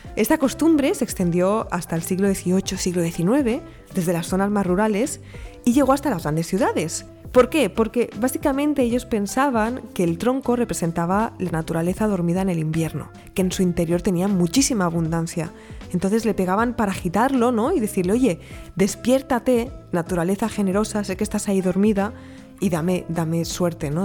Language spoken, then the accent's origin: Spanish; Region of Murcia, Spain; now in Catalonia, Spain; soy de Murcia